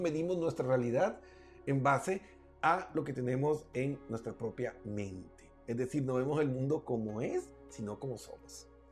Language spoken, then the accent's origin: Spanish; Colombia; en mi tierra Colombia